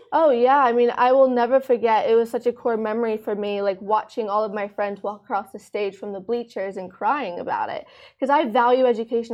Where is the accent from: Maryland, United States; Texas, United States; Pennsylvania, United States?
Maryland, United States; moved away as an adult; now in Dubai, United Arab Emirates; I grew up in uh, Maryland in the United States